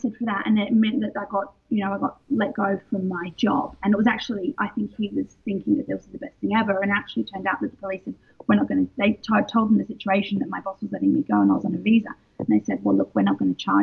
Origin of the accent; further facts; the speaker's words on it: Sydney, New South Wales, Australia; moved away as an adult; also born or lived in London, United Kingdom; I'm Australian and I moved to London. I was there for 15 years.